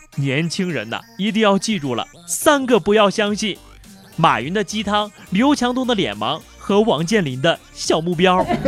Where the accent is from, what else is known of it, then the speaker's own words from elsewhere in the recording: China; 我们中国人